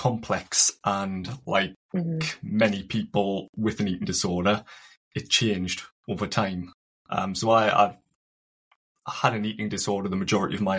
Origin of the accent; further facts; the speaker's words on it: County Durham, North East England, United Kingdom; I'm from County Durham